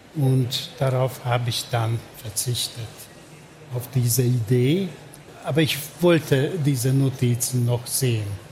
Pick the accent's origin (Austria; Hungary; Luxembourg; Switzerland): Hungary; Budapest; German is a second language; moved away as an adult; Ich bin in Budapest geboren und aufgewachsen